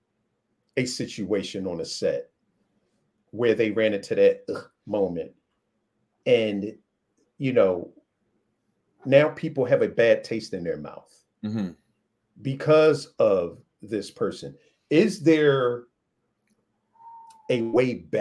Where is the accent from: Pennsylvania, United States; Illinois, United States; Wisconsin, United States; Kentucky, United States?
Pennsylvania, United States; Philadelphia; I'm from Philly